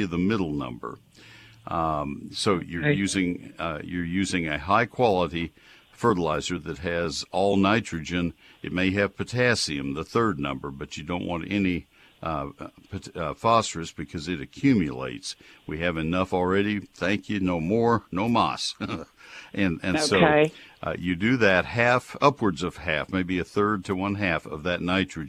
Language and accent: English; College Station, Texas, United States; now in McKinney, United States; I grew up in College Station.